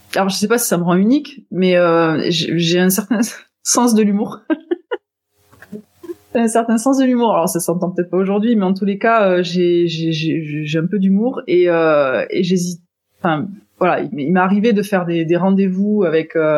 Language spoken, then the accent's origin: French; Toulouse, Occitania, France; je viens de Toulouse